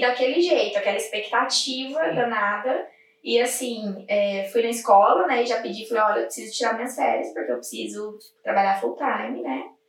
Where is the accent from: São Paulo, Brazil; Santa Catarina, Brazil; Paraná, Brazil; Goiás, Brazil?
Goiás, Brazil; moved away as an adult; now in Ireland; eu sou de Goiás